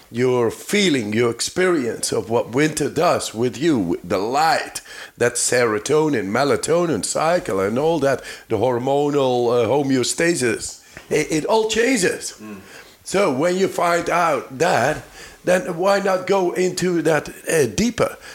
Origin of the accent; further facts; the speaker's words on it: Netherlands; I'm from the Netherlands